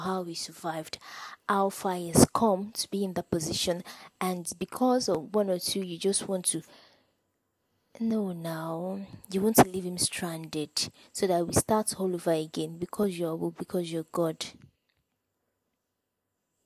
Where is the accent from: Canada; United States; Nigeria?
Nigeria; I'm from Nigeria